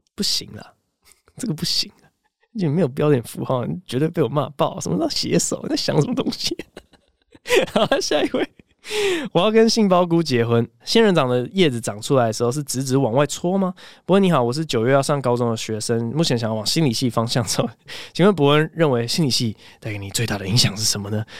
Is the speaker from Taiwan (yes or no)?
yes; Taiwan; also born or lived in United States; 我是台湾人，我根本不，不是美国人